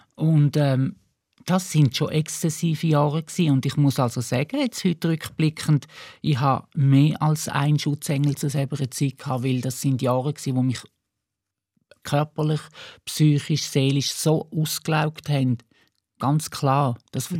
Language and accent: German; Eastern Switzerland, Switzerland; auf dem Land, wo ich aufgewachsen bin, in der Ostschweiz